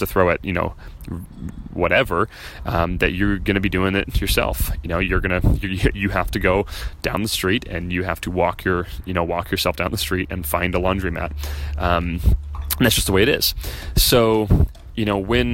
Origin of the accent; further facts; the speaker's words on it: Chicago, Illinois, United States; moved away as an adult; we're from Chicago, but we left a year ago.